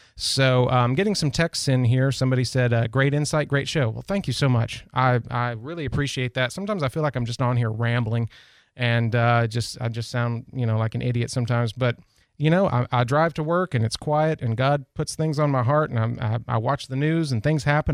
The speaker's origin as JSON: {"language": "English", "country": "United States", "said": "being an American and being here in this country"}